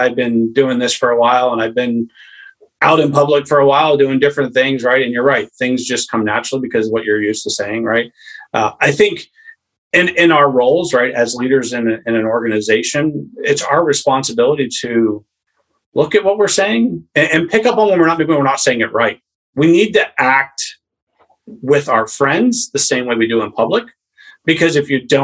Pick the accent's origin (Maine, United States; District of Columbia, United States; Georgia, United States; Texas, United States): Maine, United States; I'm from a family that was born and raised in Maine